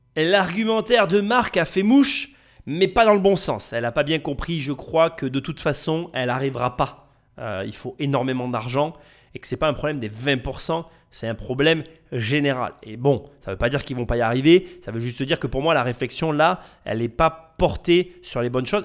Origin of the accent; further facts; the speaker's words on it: France; on est dans ce pays